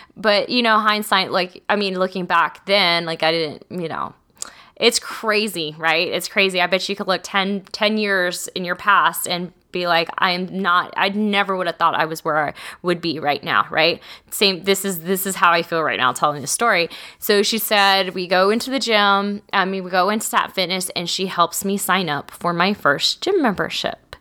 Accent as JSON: {"language": "English", "region": "Texas", "country": "United States", "said": "I'm from small towns. I'm from Texas."}